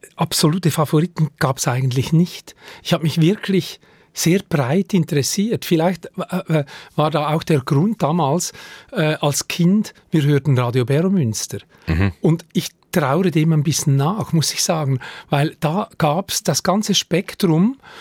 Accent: Lenzburg, Aargau, Switzerland; Ich bin in Lenzburg aufgewachsen, zu Lenzburg zur Schule gegangen

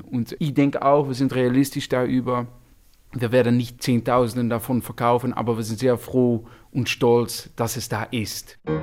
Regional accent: Netherlands; German is a second language; wir sind Holländer

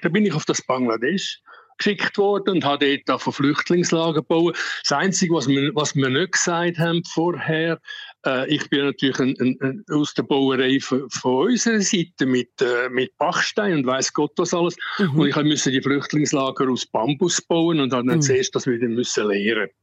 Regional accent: Uster, Zurich, Switzerland; moved away as an adult; also born or lived in Ticino / Zambia; now in Lusaka, Zambia; ich bin im Bezirksspital Uster geboren

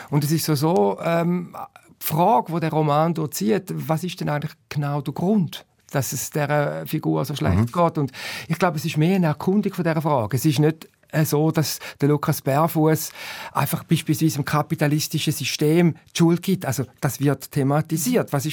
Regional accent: Switzerland; born there; Also wir sind in der Schweiz geboren, du Katja, bist in Deutschland geboren da ist vieles schon mal sehr gut.

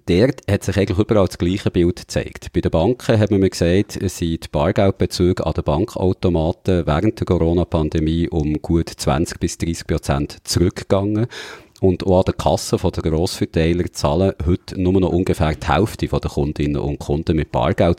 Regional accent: Switzerland; bei uns in der Schweiz

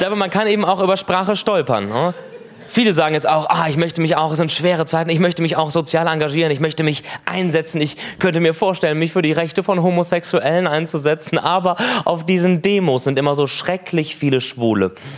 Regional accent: Cologne, North Rhine-Westphalia, Germany; Ich, ich komme aus Köln.

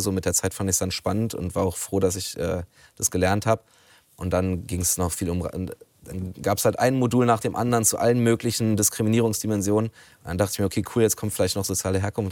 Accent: Berlin, Germany; ich komme aus Rudow in Neukölln

